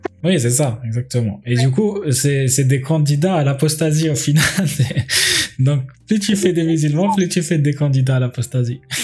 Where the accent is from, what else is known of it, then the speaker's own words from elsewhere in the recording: Algiers, Algiers Province, Algeria; moved away; j'ai grandi à Alger